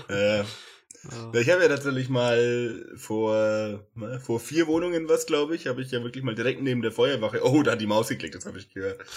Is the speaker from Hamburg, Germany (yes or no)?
no; Hagenbüchach, Bavaria, Germany; now in Fürth, Germany; bei Hagenbüchach, also, wo ich herkomme